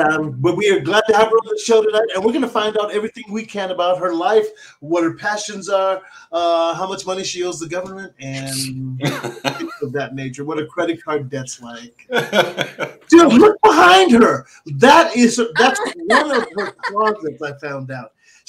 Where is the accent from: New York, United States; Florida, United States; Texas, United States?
Texas, United States; San Antonio; In San Antonio. I'm from San Antonio. I've lived there almost all my life.